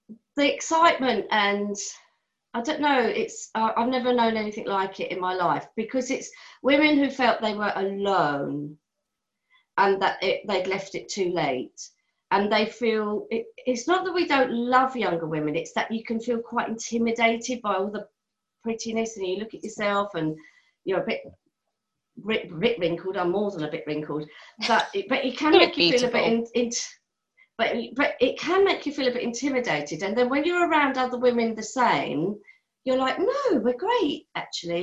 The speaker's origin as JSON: {"language": "English", "town": "Charlestown", "region": "Connacht", "country": "Ireland", "said": "I come from Mayo"}